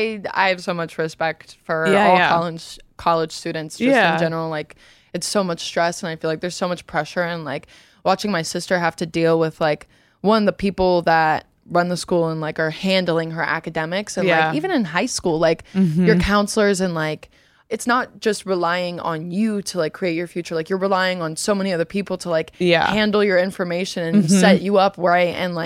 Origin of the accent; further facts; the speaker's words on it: Louisiana, United States; moved away as an adult; also born or lived in Ohio; My family's not even from like Louisiana. Okay. We just like ended up there. Mm-hmm. I was born in Ohio and I moved there when I was three.